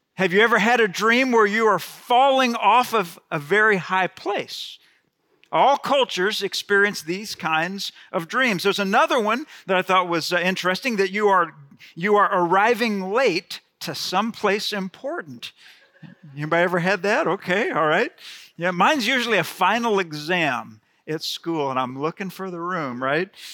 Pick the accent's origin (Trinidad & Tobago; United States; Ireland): United States; Gulf Coast; I grew up on the Gulf Coast